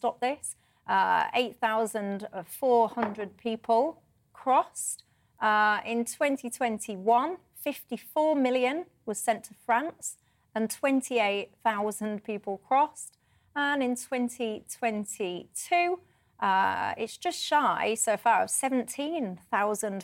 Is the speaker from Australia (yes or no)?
no; Yorkshire and the Humber, United Kingdom; accent: Yorkshire